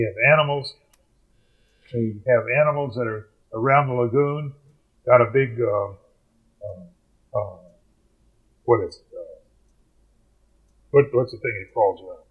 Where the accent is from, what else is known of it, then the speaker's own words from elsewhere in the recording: Louisville, Kentucky, United States; moved away; That's my hometown. In fact, I grew up about a mile from Churchill Downs